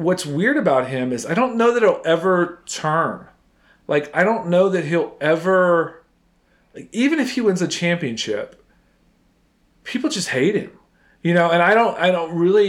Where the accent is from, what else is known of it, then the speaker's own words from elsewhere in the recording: near Houston, Texas, United States; I grew up near Houston